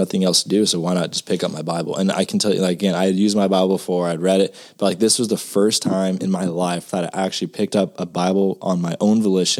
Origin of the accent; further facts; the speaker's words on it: Madera, California, United States; moved away as an adult; now in Texas, United States; a little small town called Madera, California